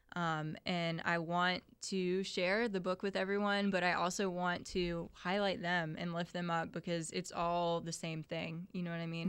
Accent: Ocala, Florida, United States; moved away as an adult; also born or lived in St. Augustine, Florida; I'm from Ocala originally

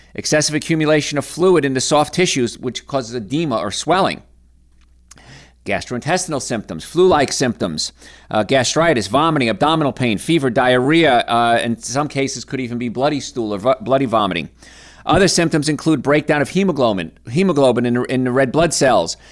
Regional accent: Hoboken, New Jersey, United States; I grew up in Hoboken, New Jersey, in apartments

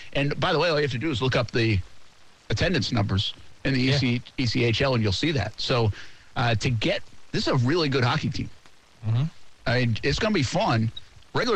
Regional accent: East Providence, Rhode Island, United States; I'm from East Providence, Rhode Island.

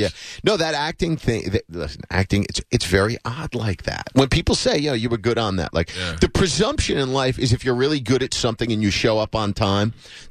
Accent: New Jersey, United States; moved away; Jersey originally.

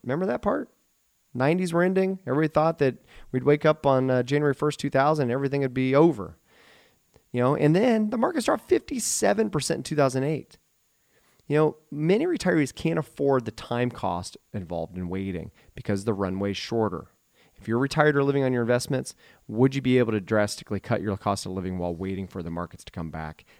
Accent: Eaton, Ohio, United States; also born or lived in Dayton, Ohio / Oxford, Ohio / Beavercreek, Ohio; I was born and raised in Eaton, Ohio

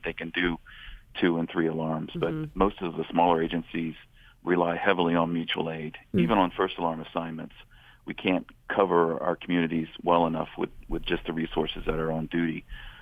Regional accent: Xenia, Ohio, United States; growing up in the Xenia and Greene County area

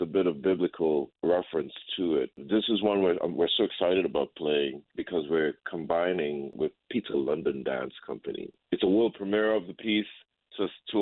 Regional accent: Trinidad & Tobago; born or raised there; moved away as an adult; now in United States

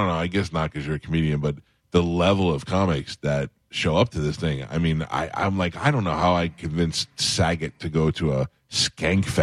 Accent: New York City, New York, United States; moved away as an adult; I grew up in Staten Island, lived there for 20 years.

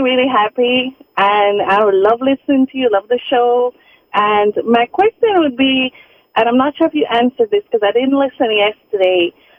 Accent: Jamaica; you should buy a place on the beach in Jamaica, because I'm from Jamaica.

